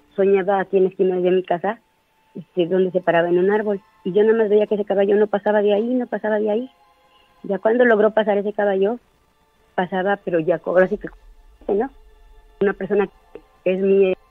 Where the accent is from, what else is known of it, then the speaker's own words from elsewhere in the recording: Orizaba, Veracruz, Mexico; moved away; Me fui de acá de Orizaba, yo soy de Orizaba